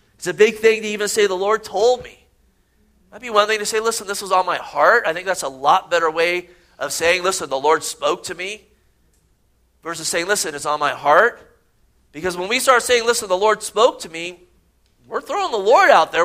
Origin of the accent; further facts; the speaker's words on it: Gilroy, California, United States; growing up in Gilroy, California.